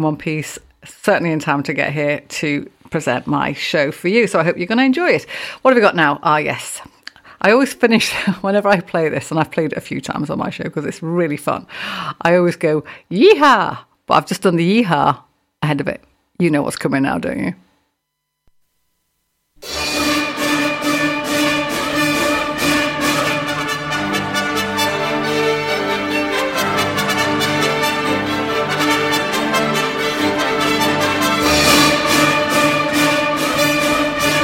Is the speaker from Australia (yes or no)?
no; England, United Kingdom; we're English, aren't we? Well, I am